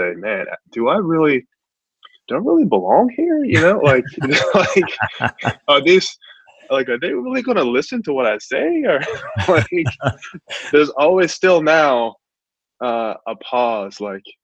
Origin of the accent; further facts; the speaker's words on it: Long Beach, California, United States; growing up in Long Beach, California